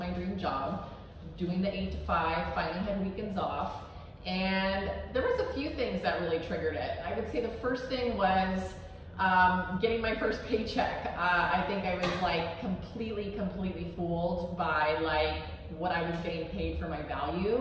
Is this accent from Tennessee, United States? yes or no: no; San Diego, California, United States; now in Miami, United States; So I grew up in San Diego. I'm from California, original Cali girl.